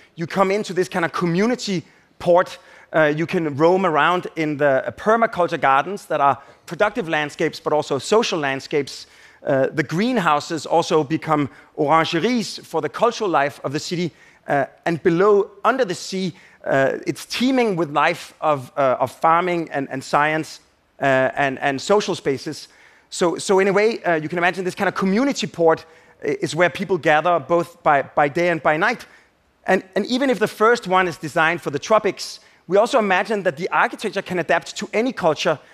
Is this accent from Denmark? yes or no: yes; Denmark; it's from my home country